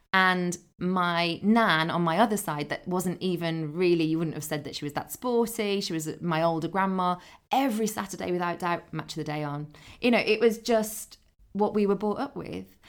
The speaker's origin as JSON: {"language": "English", "town": "Dudley", "region": "West Midlands", "country": "United Kingdom", "tie": "born or raised there", "moved": "yes", "said": "I grew up near Dudley in the Black Country."}